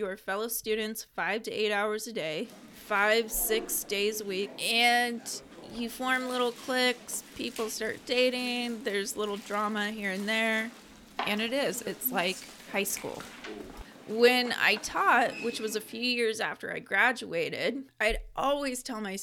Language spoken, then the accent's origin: English; Scappoose, Oregon, United States; also born or lived in Beaverton, Oregon; Scappoose, which was about 30 minutes away and also my hometown